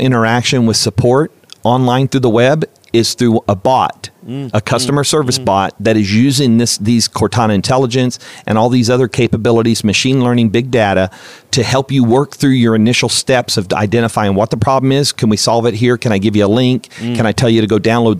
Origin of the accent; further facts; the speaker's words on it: United States; as an American and American football fan